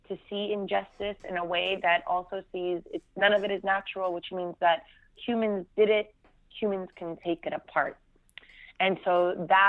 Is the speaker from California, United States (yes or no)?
yes; Fremont, California, United States; also born or lived in Abu Dis; I grew up in Fremont, California, which is northern California.